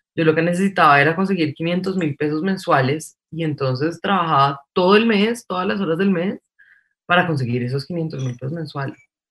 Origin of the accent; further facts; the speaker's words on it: Bogotá, Colombia; Soy bogotanísima, pero de familia paisa, criada en Bogotá entre semana y digamos que criada en finca los fines de semana